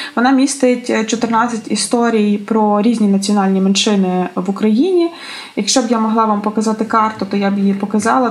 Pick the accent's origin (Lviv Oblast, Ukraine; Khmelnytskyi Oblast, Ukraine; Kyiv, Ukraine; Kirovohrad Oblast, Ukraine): Lviv Oblast, Ukraine; Lviv; це є Львів е, мого дитинства